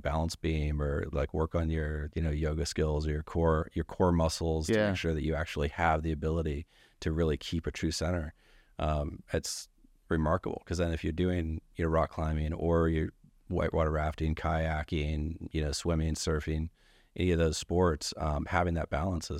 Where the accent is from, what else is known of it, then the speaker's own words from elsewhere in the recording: Ketchikan, Alaska, United States; born there; I was born in Ketchikan, Alaska, and if you meet someone else born there, I probably know them, actually.